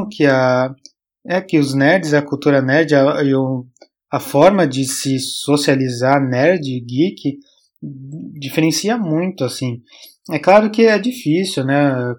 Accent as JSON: {"language": "Portuguese", "country": "Brazil", "also_born_or_lived": "Canada", "moved": "as an adult", "said": "também fugi do Brasil"}